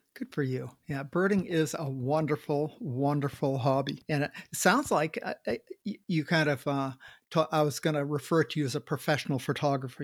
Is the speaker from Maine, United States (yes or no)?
yes; Maine, United States; when I grew up in Maine, we had a coal cellar.